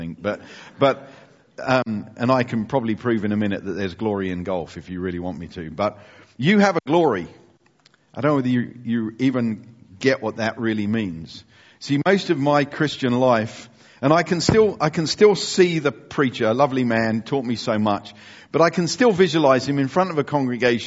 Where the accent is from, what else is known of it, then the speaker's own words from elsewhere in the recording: United Kingdom; we are British Europeans.